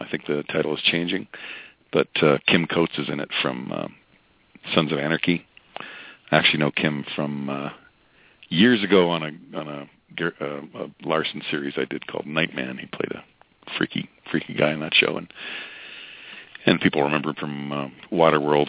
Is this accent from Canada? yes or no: yes; Alberta, Canada; my hometown in Alberta